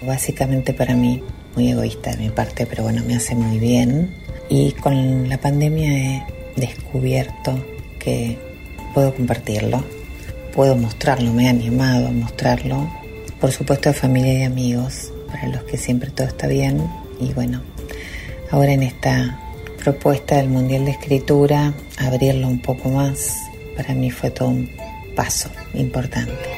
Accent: Mercedes, Buenos Aires Province, Argentina; now in La Plata, Argentina; soy oriunda de Mercedes, provincia de Buenos Aires

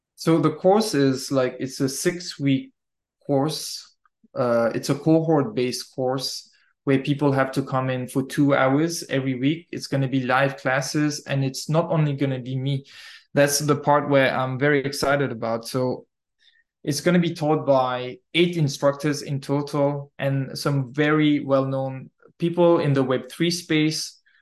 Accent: Mauritius; moved away as an adult; also born or lived in Malta / Netherlands; Originally, I'm from Mauritius Island, born and raised there.

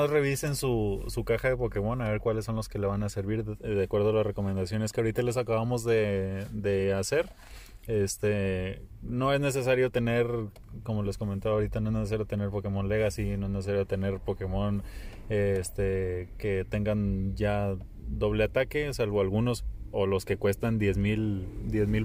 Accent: Monterrey, Nuevo León, Mexico; soy regio, me duele el codo, la verdad.

